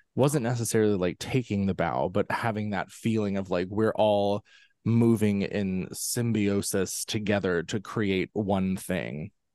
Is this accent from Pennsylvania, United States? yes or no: yes; central Pennsylvania, United States; I'm from central Pennsylvania, right in the heart of Amishland, um, which is, you know, a very, very, um, interesting kind of place to grow up